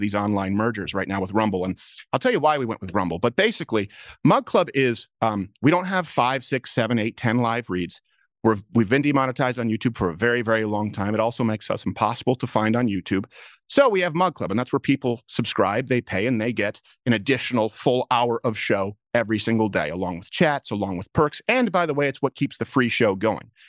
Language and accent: English; Canada; moved away; I grew up in Canada